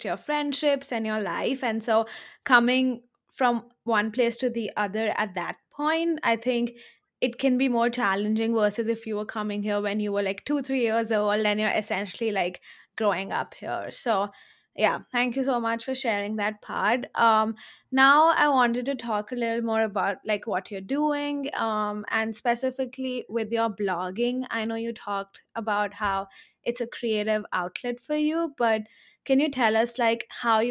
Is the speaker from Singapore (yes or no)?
no; India; now in United States; I grew up in India, I grew up like in the same city